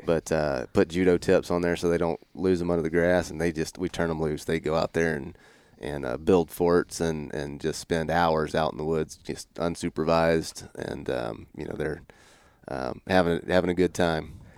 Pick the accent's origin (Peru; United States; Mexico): United States; Northwest Florida; moved away as an adult; also born or lived in Mississippi; now in Idaho, United States; I grew up in Northwest Florida.